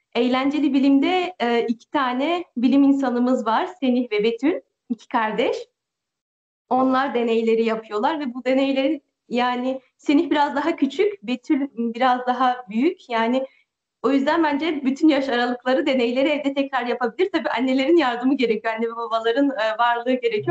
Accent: France; also born or lived in Turkey; Ben de Fransa'dayım. Doğma büyüme buralıyım

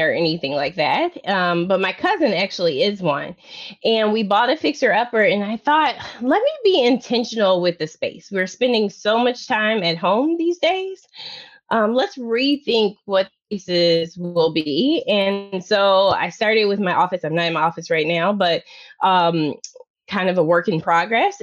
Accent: Oklahoma and Tennessee, United States; So a rare rural background, right? So come from the country, Oklahoma and Tennessee

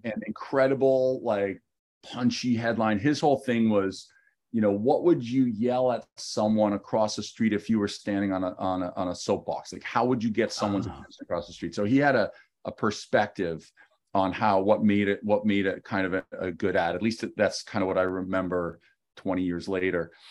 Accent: Ottawa, Ontario, Canada; moved away as an adult; also born or lived in New York, United States; I was born and raised in Canada

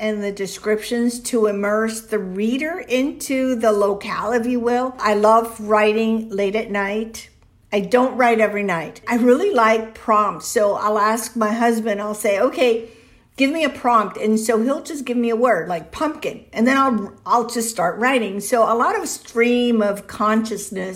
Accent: Miami, Florida, United States; first language Spanish; English is a second language; also born or lived in Cuba / Venezuela / Tampa, Florida; now in Florida, United States; I grew up in Miami

